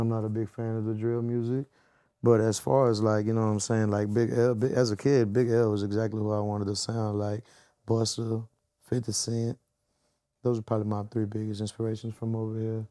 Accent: the South, Texas, United States; I'm from the South, so I'm forever gonna have a, a groove in me

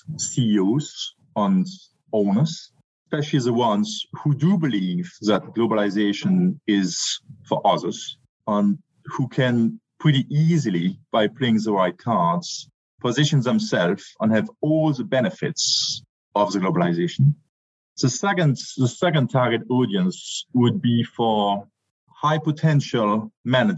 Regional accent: France; moved away; also born or lived in Germany / United Kingdom; I'm French, German by blood, a British heart

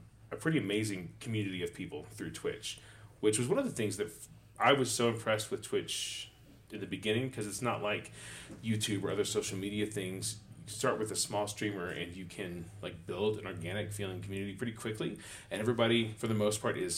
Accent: Texas, United States; I'm from Texas.

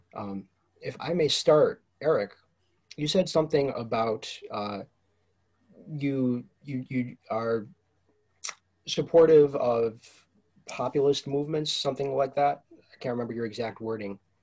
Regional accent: Ann Arbor, Michigan, United States; also born or lived in Detroit area; I'm from Ann Arbor, Michigan

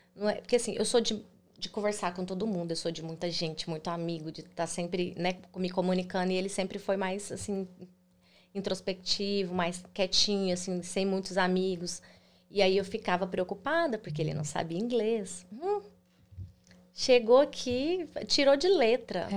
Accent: Goiânia, Goiás, Brazil; moved away as an adult; now in United States; Eu sou de Goiânia, Goiás

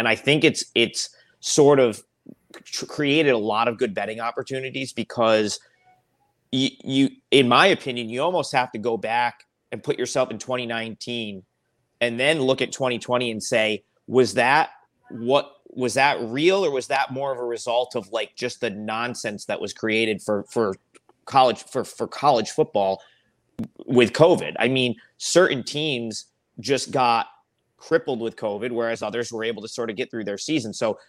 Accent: Schenectady, New York, United States; I'm from Schenectady, New York.

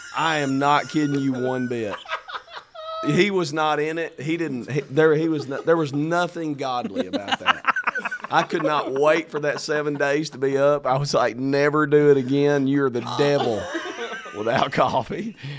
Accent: Arkansas, United States; I'm from Arkansas

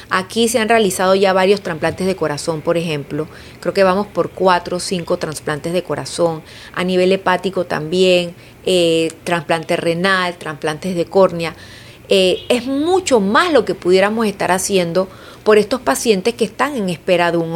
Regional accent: Panama; no tenemos esa conciencia como panameños, como país.

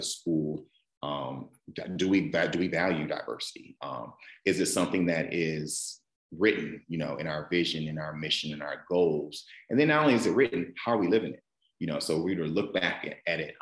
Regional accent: Flint, Michigan, United States; moved away; also born or lived in South Carolina; I'm a kid from Flint, Michigan in the U.S. Grew up, born and raised in the Midwest part of the States

